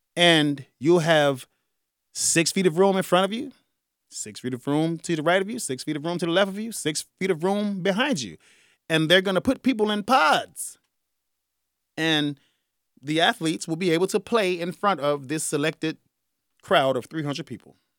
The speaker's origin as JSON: {"language": "English", "town": "Chicago", "region": "Illinois", "country": "United States", "said": "I'm from Chicago"}